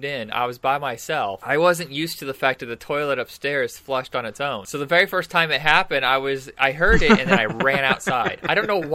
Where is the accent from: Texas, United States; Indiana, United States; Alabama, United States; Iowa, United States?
Indiana, United States; The house that I grew up in Indiana